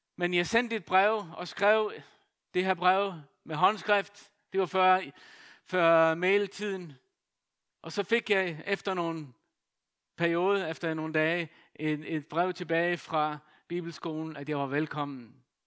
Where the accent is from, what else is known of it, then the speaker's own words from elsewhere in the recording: Faroe Islands; now in Denmark; født og opvokset på Færøerne